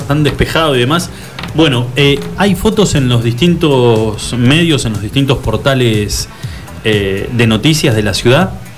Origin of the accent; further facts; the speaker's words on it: Argentina; nos avergüenzan a todos como argentinos